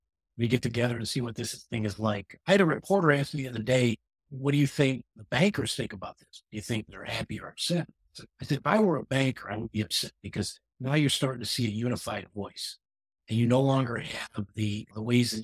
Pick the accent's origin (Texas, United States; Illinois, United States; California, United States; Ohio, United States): Illinois, United States; Chicago; I'm from Chicago.